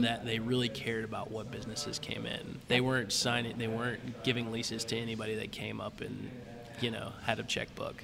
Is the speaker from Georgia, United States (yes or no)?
yes; Duluth, Georgia, United States; I grew up in Duluth